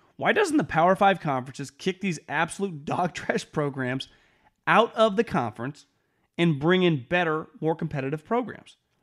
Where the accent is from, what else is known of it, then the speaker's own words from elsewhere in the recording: Sacramento, California, United States; I grew up in the Sacramento area.